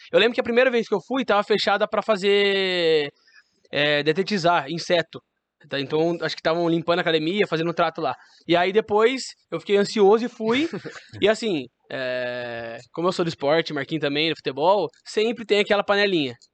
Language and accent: Portuguese; Curitiba, Paraná, Brazil; born there; also born or lived in Louveira; Então, eu nasci em Curitiba, sou paranaense, mas depois disso meu pai teve uma oportunidade para se mudar para São Paulo na incrível Louveira